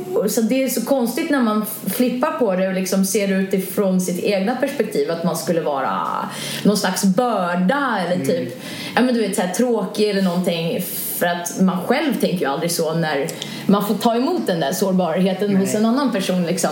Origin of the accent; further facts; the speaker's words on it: Sweden; also born or lived in London, United Kingdom; man som svensk